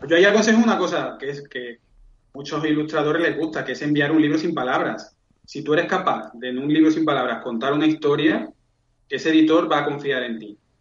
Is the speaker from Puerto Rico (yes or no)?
no; Seville, Andalusia, Spain; yo soy de Sevilla